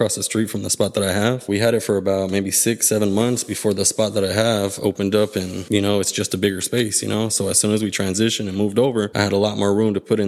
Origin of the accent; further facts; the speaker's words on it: Los Angeles, California, United States; also born or lived in San Fernando Valley / Palmdale; Born and raised in LA, K-Town, right off of Pico and Catalina